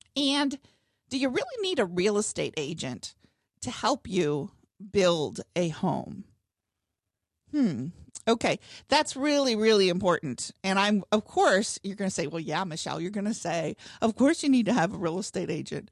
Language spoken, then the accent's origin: English; Northwest Ohio, United States; moved away as an adult; now in Cincinnati, United States; I grew up in Northwest Ohio